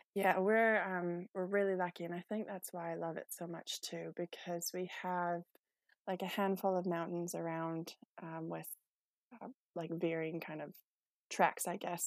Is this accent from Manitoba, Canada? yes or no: yes; Manitoba, Canada; moved away as an adult; now in Methven, New Zealand; I'm originally from Canada, so I grew up in a small, um, a small town south of the main city uh, in Manitoba